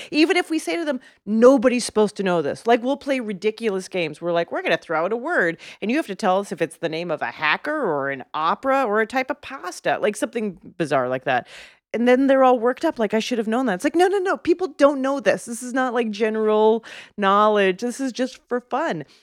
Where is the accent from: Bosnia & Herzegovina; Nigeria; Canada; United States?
Canada; moved away; as a Canadian